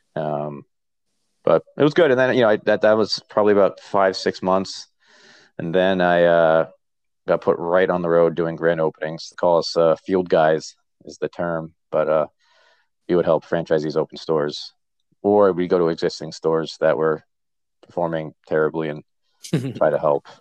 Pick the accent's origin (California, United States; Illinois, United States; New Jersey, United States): New Jersey, United States; Point Pleasant; moved away as an adult; also born or lived in Virginia; now in upstate New York, United States; I'm born and raised in Point Pleasant, New Jersey.